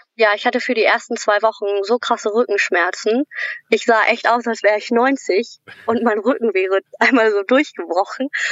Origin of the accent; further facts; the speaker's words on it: Germany; moved away as an adult; now in Australia; ich als Deutsche